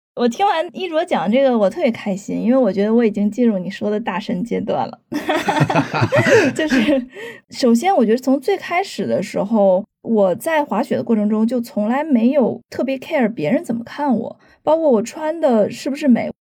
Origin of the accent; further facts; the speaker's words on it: China; 这是让我自己作为一个中国人也很振奋的一点